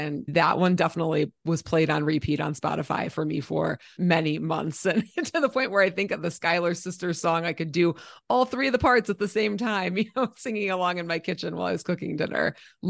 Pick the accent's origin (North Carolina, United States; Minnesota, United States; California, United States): Minnesota, United States; I grew up in Minnesota, and we listened to primarily like oldies, so old folk music, and musicals.